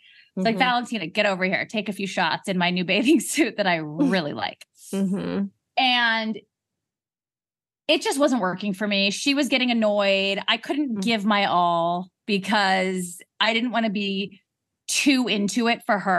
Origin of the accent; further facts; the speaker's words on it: London, United Kingdom; I'm going to get a spray tan in London because I came from London.